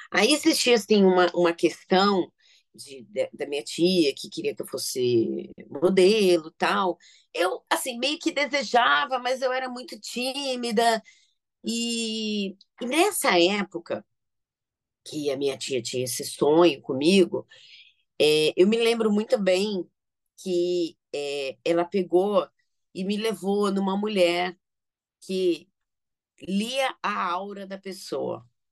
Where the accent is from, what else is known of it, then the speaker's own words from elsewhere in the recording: São Paulo, Brazil; Eu, assim, nasci em São Paulo, né, capital